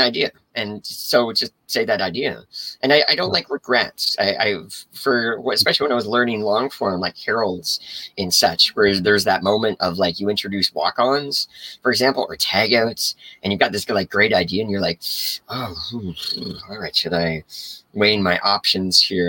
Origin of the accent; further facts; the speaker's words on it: Canada; I'm also Canadian as well